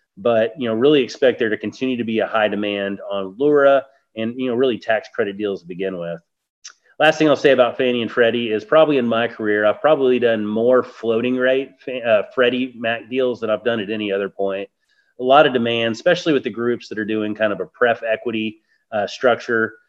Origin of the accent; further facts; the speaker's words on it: Barbados; I was born in Barbados.